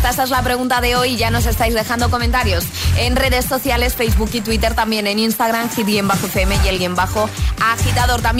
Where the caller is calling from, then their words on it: Gijón, Asturias, Spain; de Gijón.